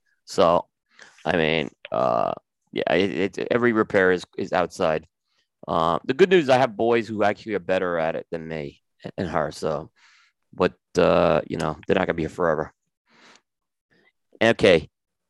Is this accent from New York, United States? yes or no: yes; New York City, New York, United States; Growing up in New York City